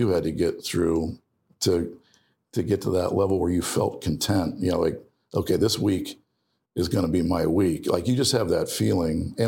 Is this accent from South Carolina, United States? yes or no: no; Ohio, United States; I grew up in Ohio